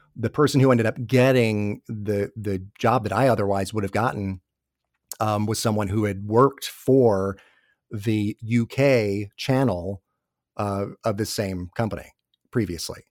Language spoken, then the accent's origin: English; Atlanta, Georgia, United States; moved away as an adult; also born or lived in New York / New Jersey; I grew up in the Atlanta area, my family's all here.